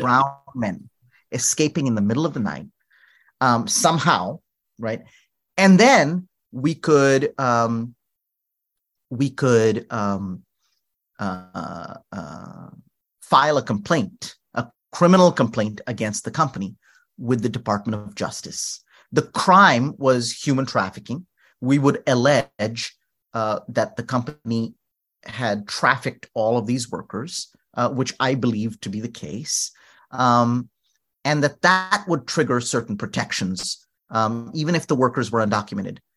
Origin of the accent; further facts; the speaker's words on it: North India, India; moved away; also born or lived in New Orleans; I was from North India and speaking, you know, Hindi, Urdu